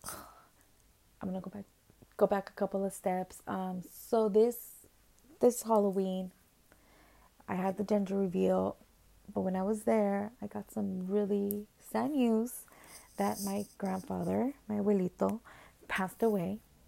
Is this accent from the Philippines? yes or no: no; Guatemala; moved away; I'm from Guatemala